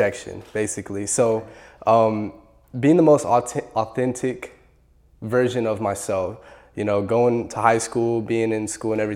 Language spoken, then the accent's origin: English; Los Angeles, California, United States; now in Bowling Green, United States; originally, I'm from Los Angeles, California